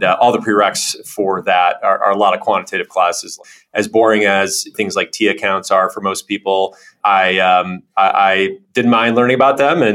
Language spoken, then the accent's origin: English; Rochester Hills, Michigan, United States; Grew up in Rochester Hills, about 45 minutes north of Detroit.